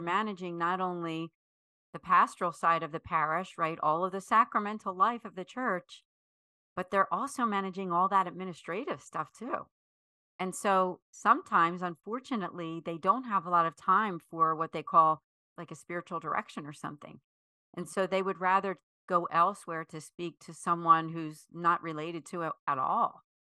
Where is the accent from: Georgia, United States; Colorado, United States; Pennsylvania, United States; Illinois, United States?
Pennsylvania, United States; Philadelphia; I am from the Philadelphia area, actually, what we consider the greater Philadelphia area, so the suburb, suburban area, north and west, outside of Philadelphia